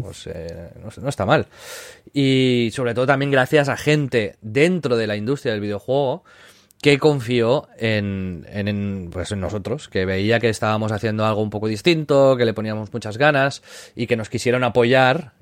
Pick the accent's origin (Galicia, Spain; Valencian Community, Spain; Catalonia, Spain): Catalonia, Spain; Tiana; yo nací en, Tiana, que es un pueblo del Maresma, al lado de Barcelona